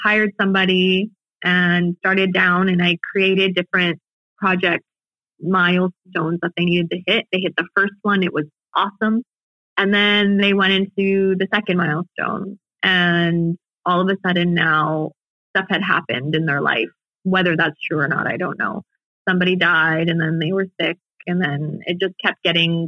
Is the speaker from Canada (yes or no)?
yes; Canada; being Canadian